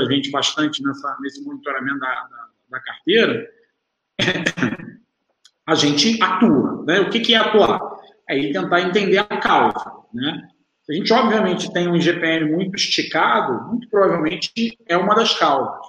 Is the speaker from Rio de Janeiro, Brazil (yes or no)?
yes; Rio de Janeiro, Brazil; also born or lived in São Paulo; nasci fui criado no Rio de Janeiro, estou sempre aqui em São Paulo